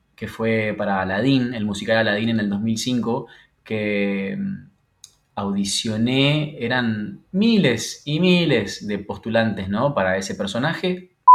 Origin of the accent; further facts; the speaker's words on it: Santa Fe, Argentina; now in Buenos Aires, Argentina; después me instalé en Buenos Aires, porque yo soy de Santa Fe Capital